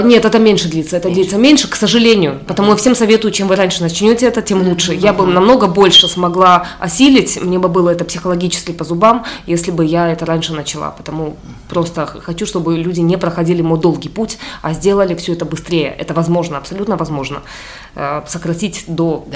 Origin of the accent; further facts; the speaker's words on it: Simferopol, Crimea, Ukraine; moved away as an adult; also born or lived in Heidelberg, Germany; now in Moscow, Russia; я выросла, где вот в Симферополе а, стреляли